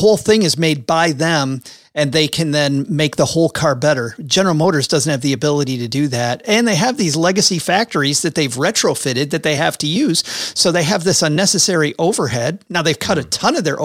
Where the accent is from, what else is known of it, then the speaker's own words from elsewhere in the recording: Michigan, United States; I'm from Michigan in the middle part of the country.